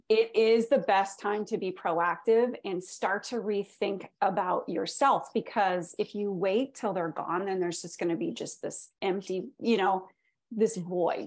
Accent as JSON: {"language": "English", "country": "Canada", "moved": "yes", "said": "I'm from Canada originally"}